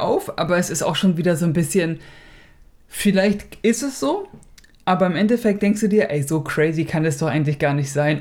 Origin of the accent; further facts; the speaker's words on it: Germany; Der ist ja die Nummer eins hier, ne? Bei uns in Deutschland